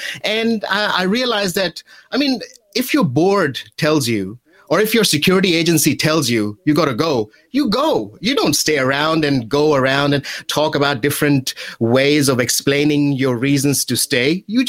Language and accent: English; Karachi, Sindh, Pakistan; moved away as an adult; now in New Zealand; I was born in Karachi. And I came to New Zealand in 2010.